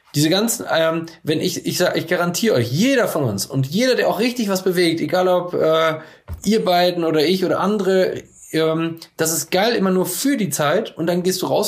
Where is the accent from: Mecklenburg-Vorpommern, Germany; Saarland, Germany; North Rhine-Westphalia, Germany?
North Rhine-Westphalia, Germany; Coesfeld; ich sehe mich auch nicht als Coesfelder, ich sehe mich nicht als Münsterländer